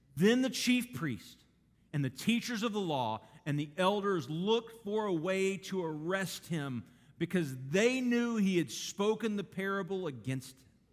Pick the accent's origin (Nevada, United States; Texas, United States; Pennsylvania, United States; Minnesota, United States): Texas, United States; Garland; I grew up in Garland, Texas, big city